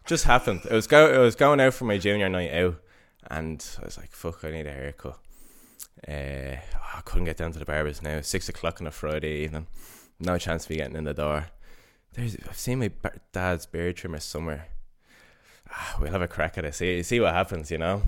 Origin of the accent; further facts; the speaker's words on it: Dublin, Leinster, Ireland; moved away as an adult; now in Stockholm, Sweden; I grew up in Coolock and went to Chanel